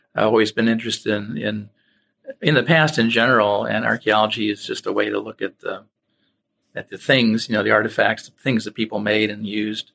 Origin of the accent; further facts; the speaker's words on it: Cleveland, Ohio, United States; moved away as an adult; also born or lived in Missouri / North Carolina / Alabama; I'm from Ohio originally, born in Cleveland.